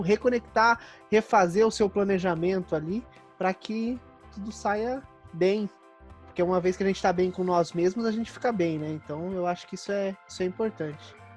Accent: Campinas, São Paulo, Brazil; Como eu sou aqui de Campinas

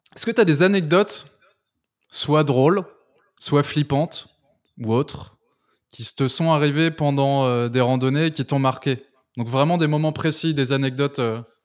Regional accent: France; en tant que Français

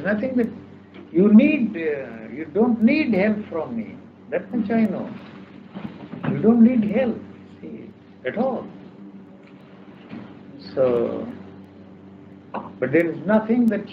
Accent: India; I'm an Indian, I come from India. I grew up there

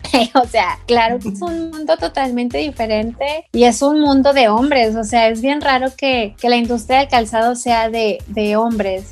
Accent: Guadalajara, Jalisco, Mexico; somos de Guadalajara

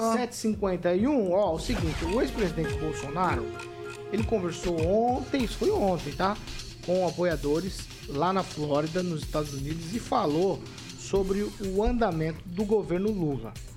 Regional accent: Brazil; Eu sou brasileiro, moro aqui, não pretendo sair desse país

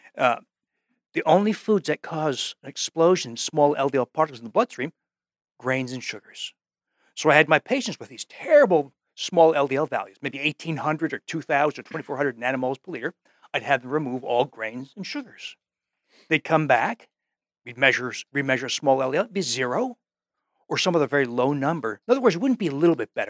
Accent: New Jersey, United States; moved away; also born or lived in Wisconsin; I came from New Jersey

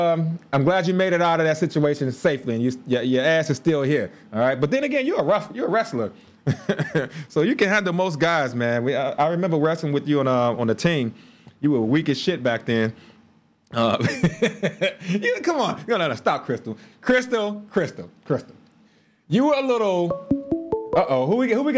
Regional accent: Chicago, Illinois, United States; We grew up in Chicago

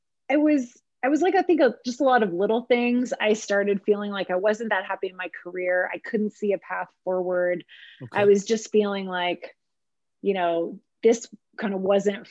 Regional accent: Montreal, Quebec, Canada; also born or lived in Germany; spent most of my formative, you know, school all the way up to university in Montreal

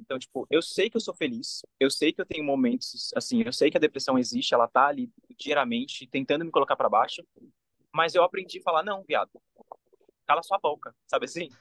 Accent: Brazil; moved away as an adult; só por ter crescido no Brasil

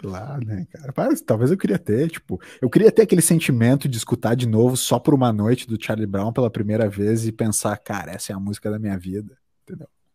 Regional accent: Brazil; como brasileiro

